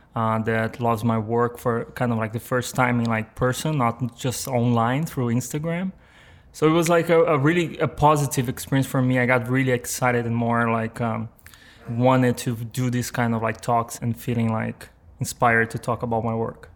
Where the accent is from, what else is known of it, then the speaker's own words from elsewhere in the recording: São Paulo, Brazil; English is a second language; moved away as an adult; now in New York, United States; I was born in Brazil, like in a. I mean, it's this small like town in Brazil called. Uh, uh, the translation would be like New Horizon. Um, and it's it's like uh, in the São Paulo state, which is like the the main state in Brazil. But I grew up there